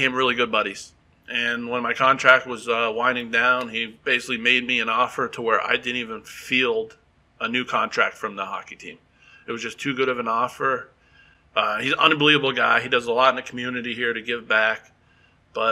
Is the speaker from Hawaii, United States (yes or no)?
no; Wilkes-Barre, Pennsylvania, United States; now in Texas, United States; I grew up in Wilkes-Barre. We're about an hour and a half from New York City.